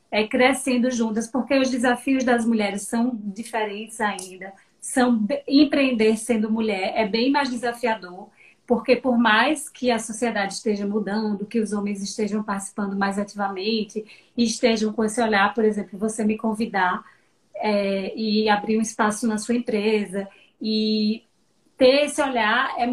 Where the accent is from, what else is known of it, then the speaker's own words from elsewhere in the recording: Petrolina, Pernambuco, Brazil; moved away as an adult; now in Salvador, Brazil; eu sou petrolinense, sempre brinco que eu sou peba, metade Legal. pernambucana, metade